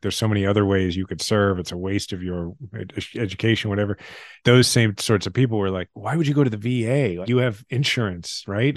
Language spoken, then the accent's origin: English; Kansas City, Missouri, United States; also born or lived in Washington, D.C.; my kids are sixth generation Kansas Cityans. I love my hometown